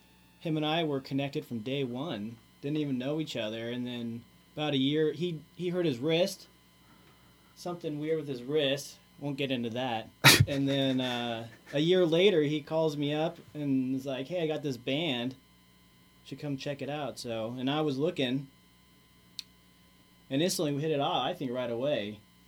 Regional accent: Colorado, United States; also born or lived in Alaska; now in Portland, United States; No, I'm from Colorado originally. And moved to Alaska.

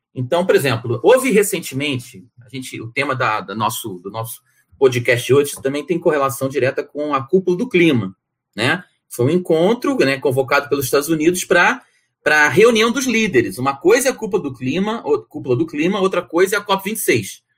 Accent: Rio de Janeiro, Brazil; also born or lived in São Paulo; E sou brasileiro, né? Nasci no Rio de Janeiro

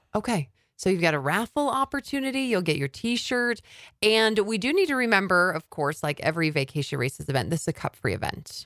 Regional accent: Cedar City, Utah, United States; I actually grew up in Cedar City

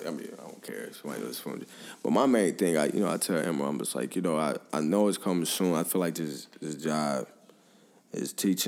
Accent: Five Oaks, United States; And, you know, here I am, I grew up in Five Oaks.

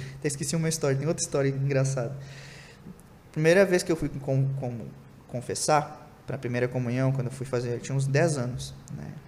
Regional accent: Santana do Livramento, Rio Grande do Sul, Brazil; lá do interior, do interior do Rio Grande do Sul, que né? Nascido numa cidade em fronteira lá

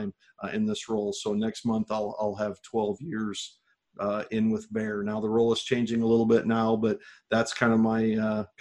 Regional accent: Livingston County, Illinois, United States; I grew up here in Illinois. I grew up on a farm in Livingston County

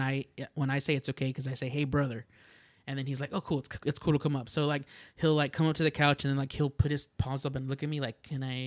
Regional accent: Rio Grande Valley, Texas, United States; also born or lived in Houston, Texas / San Angelo, Texas / Corpus Christi, Texas; we moved to the Rio Grande Valley, and that's where I spent the majority of my childhood since I was like maybe 8 or 7.

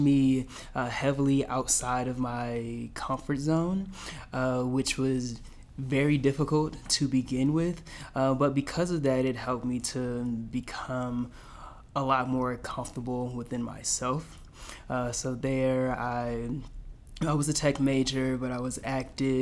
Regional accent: Dinwiddie, Virginia, United States; also born or lived in Petersburg, Virginia; grew up in a small town right beside it called Dinwiddie

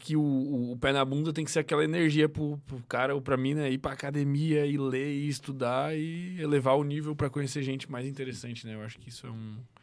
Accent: Chapecó, Santa Catarina, Brazil; now in Florianópolis, Brazil; eu nasci em Chapecó, né, velho? Chapecó é interior de Santa Catarina

